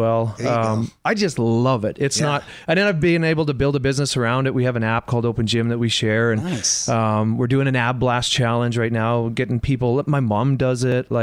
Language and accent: English; Wawota, Saskatchewan, Canada; now in Los Angeles, United States; I'm from a small town that is... You've never heard of it. It's called Wawota. It's 600 people